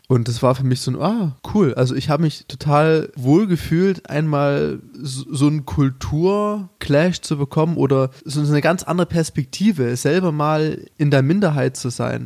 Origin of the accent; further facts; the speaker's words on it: Chemnitz, Saxony, Germany; moved away; selbst ich als Sachse